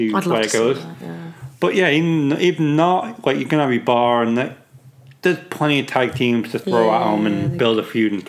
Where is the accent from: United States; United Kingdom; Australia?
United Kingdom; I'm British